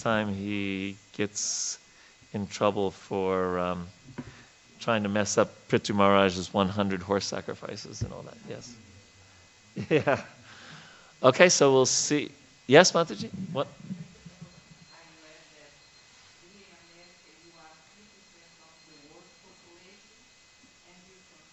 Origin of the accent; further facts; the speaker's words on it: New York, United States; moved away; as a kid growing up in New York